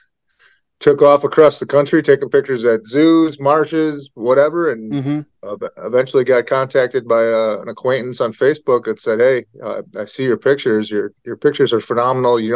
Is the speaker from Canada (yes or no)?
no; Sturgeon Bay, Wisconsin, United States; I grew up in Sturgeon Bay, Wisconsin, which is about a half hour north of Green Bay, a small little town of 9,000